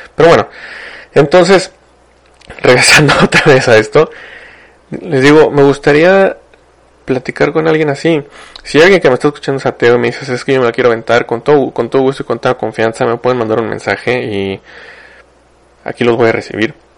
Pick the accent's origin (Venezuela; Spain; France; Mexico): Mexico